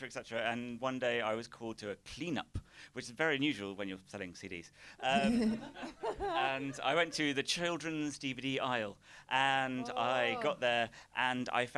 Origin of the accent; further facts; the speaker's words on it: Isle of Wight, South East England, United Kingdom; I'm from the Isle of Wight as well.